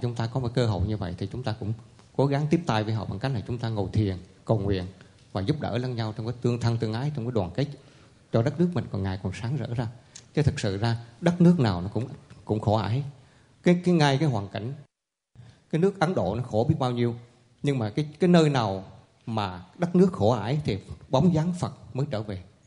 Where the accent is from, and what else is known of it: Vietnam; now in Montreal, Canada